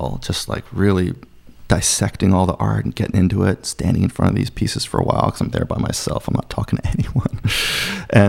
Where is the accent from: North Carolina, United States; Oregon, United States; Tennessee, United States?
North Carolina, United States; Durham; I started a cooperative art gallery in my my hometown of Durham